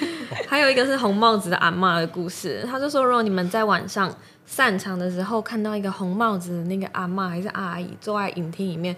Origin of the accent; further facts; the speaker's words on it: Yilan, Yilan County, Taiwan; moved away as an adult; also born or lived in Taipei; now in Zhunan, Taiwan; 我是宜兰人，所以我一开始是在礁溪的长荣凤凰酒店